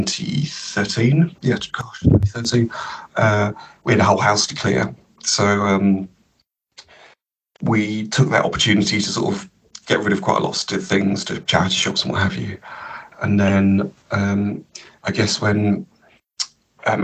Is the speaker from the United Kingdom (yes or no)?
yes; Cambridge, East of England, United Kingdom; also born or lived in Comberton; Growing up in Cambridge